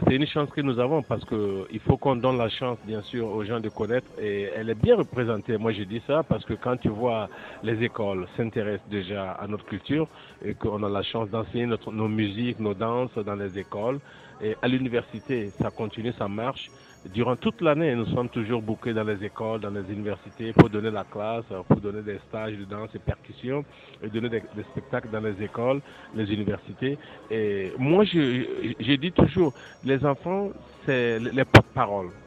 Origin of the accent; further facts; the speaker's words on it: Burkina Faso; now in Toronto, Canada; je viens du Burkina Faso.